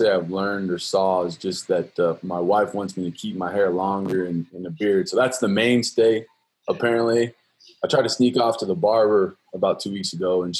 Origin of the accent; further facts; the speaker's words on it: Colorado, United States; I'm originally from Colorado. I was a mediocre high school player